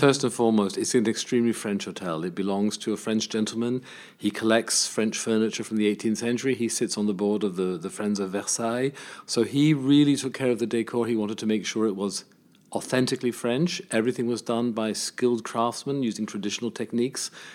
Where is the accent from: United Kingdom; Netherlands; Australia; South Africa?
United Kingdom; England; accent: British; also born or lived in United States; now in Paris, France; I spent my childhood in England, and I've lived in France most of my life